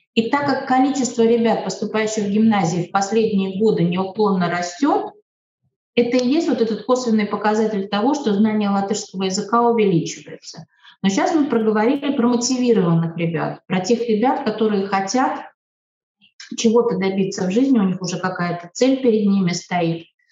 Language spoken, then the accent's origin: Russian; Latvia; Я, например, себя э, идентифицирую вообще как латвийская русская